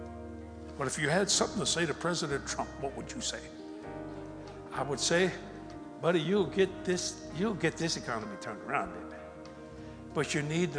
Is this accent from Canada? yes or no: no; United States; also born or lived in New Orleans; I'm an American. I'm an American.